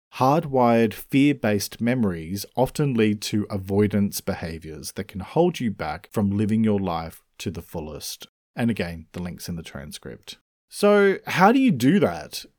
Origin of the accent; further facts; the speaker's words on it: Australia; I'm an Australian writer